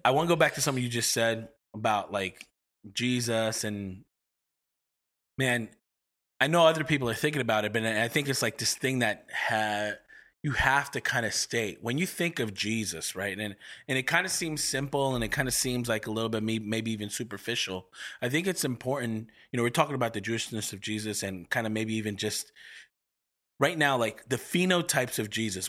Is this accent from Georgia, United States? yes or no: no; Baldwin, New York, United States; now in Seattle, United States; as a person that grew up in New York